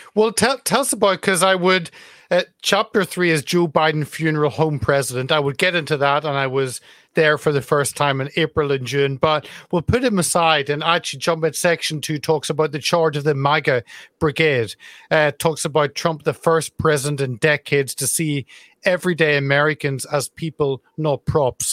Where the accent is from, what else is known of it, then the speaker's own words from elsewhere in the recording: Carrickfergus, Northern Ireland, United Kingdom; Carrickfergus, my hometown in Northern Ireland.